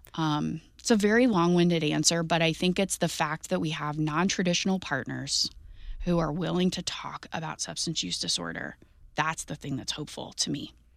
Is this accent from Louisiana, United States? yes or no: no; Jefferson County, Missouri, United States; I grew up in Jefferson County